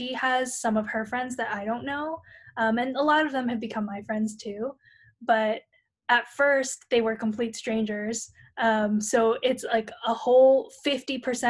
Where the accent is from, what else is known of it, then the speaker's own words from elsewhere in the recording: San Francisco, California, United States; moved away; those that I grew up with in San Francisco